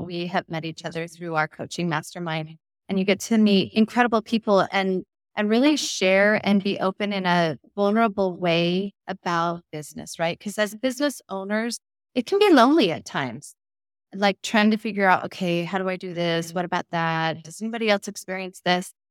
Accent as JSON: {"language": "English", "town": "Westland", "region": "Oregon", "country": "United States", "tie": "born or raised there", "said": "selling real estate in my hometown of Westland"}